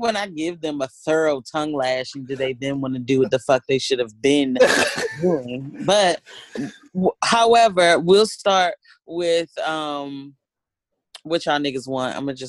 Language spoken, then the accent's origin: English; North Carolina, United States; I'm from North Carolina. Hey girl, this one from North Carolina. So listening to y'all lingo and accents crack me up.